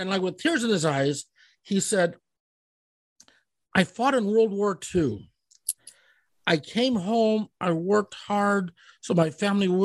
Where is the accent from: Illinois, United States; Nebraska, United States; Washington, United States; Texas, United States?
Nebraska, United States; Omaha; moved away; also born or lived in Colorado; that's my hometown.